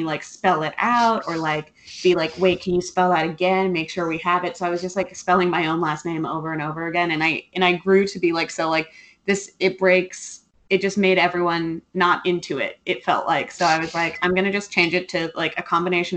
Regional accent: California, United States; I grew up in California.

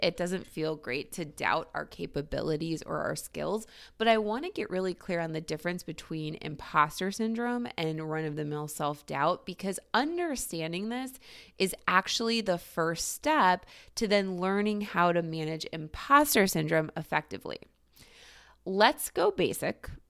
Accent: Cleveland, Ohio, United States; Cleveland, Ohio, my hometown

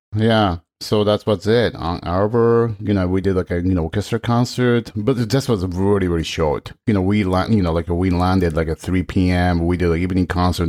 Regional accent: Tokyo, Japan; English is a second language; moved away; also born or lived in Shinjuku, Tokyo; I grew up, like, outside of Tokyo

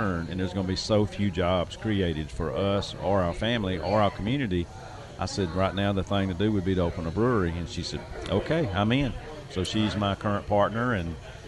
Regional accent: Omaha, Georgia, United States; Omaha is where I was born and raised

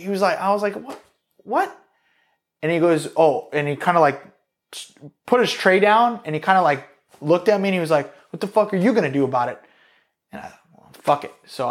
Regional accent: East Coast, United States; I'm from the East Coast, so I'm going back to the East Coast.

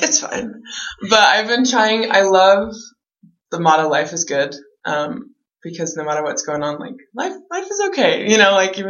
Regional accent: San Antonio, Texas, United States; I'm from San Antonio, Texas

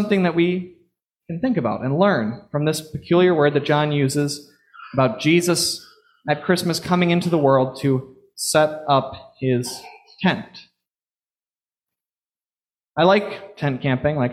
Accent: Florida, United States; now in Long Island, United States; growing up in Florida

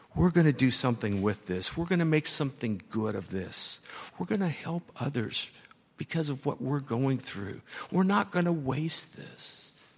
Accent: Dayton, Ohio, United States; now in Louisville, United States; We're both from Dayton, Ohio, and now we're both in Kentucky, me and Louisville

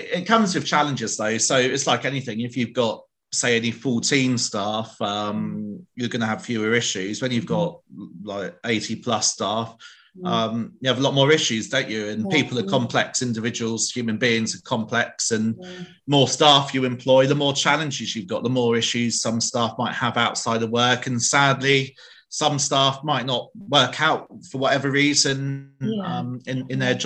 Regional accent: England, United Kingdom; moved away as an adult; now in Wales, United Kingdom; Obviously, you can tell from my accent, I'm not Welsh, I'm a foreigner from across the bridge in England.

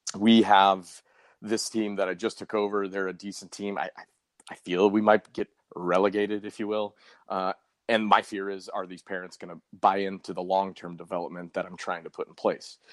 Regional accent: Colorado, United States; now in St. Louis, United States; when I was growing up in Colorado

